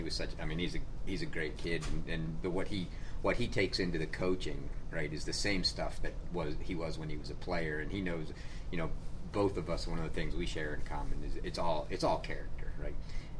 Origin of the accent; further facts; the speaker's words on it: Florida, United States; Growing up in Florida, he doesn't play indoors, right?